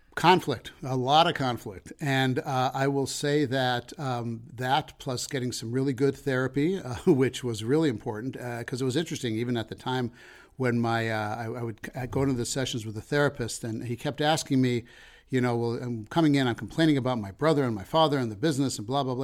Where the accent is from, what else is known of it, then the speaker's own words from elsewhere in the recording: Denver, Colorado, United States; moved away as an adult; also born or lived in Chicago; I'm from Denver originally